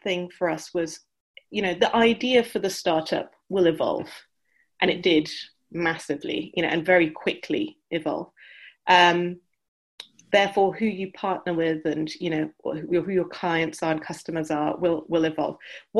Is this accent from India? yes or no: yes; India; also born or lived in United Kingdom; I grew up in India and the UK from a medical family background